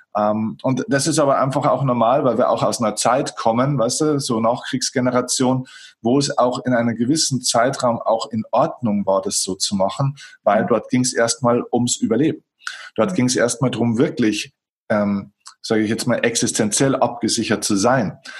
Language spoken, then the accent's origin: German; Germany; bei uns in Deutschland